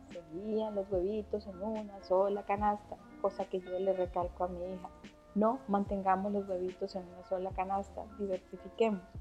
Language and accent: Spanish; Venezuela; moved away as an adult; hubo un cambio, me vine de Venezuela, ahora qué hago